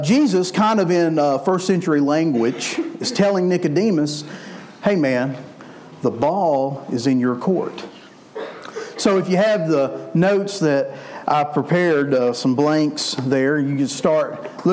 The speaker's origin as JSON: {"language": "English", "town": "Memphis", "region": "Tennessee", "country": "United States", "said": "I'm from Memphis, so we like basketball in Memphis"}